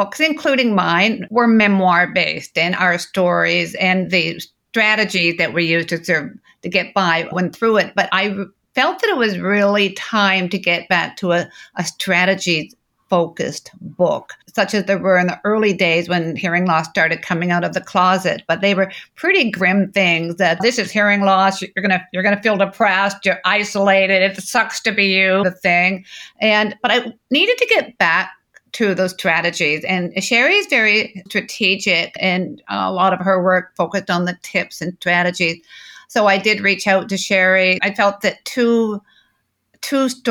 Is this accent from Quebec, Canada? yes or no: no; Toronto, Ontario, Canada; now in Victoria, Canada; I grew up in central Canada in Toronto